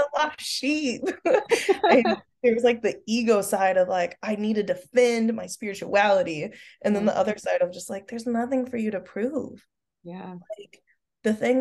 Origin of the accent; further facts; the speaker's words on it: Oklahoma, United States; I'm from the Bible Belt, whoop whoop, go Oklahoma. And so like I grew up in a Christian home